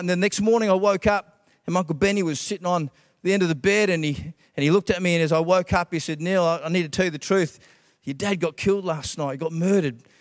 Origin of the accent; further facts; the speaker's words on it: Australia; also born or lived in Scotland; I was born in Scotland, and, uh, the real first memories of growing up were, uh, when we immigrated from Scotland. I've got Scottish parents to Australia